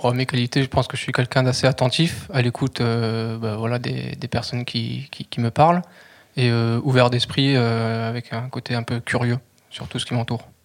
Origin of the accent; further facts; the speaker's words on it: Albi, Occitania, France; moved away as an adult; also born or lived in Nancy; now in Toulouse, France; je suis originaire euh, d'Albi, j'ai vécu euh, toute mon enfance et mon adolescence euh, dans cette ville